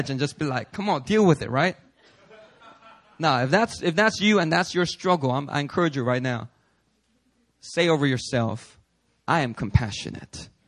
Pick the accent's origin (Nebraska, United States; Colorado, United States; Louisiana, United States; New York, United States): New York, United States; I'm a New Yorker. Check it out. I'm cynical, I'm skeptical, I'm New York, baby.